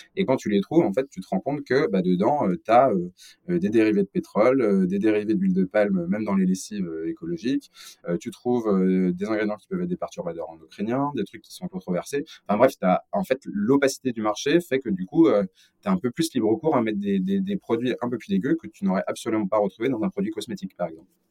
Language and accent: French; Lyon, Auvergne-Rhône-Alpes, France; je suis originaire de Lyon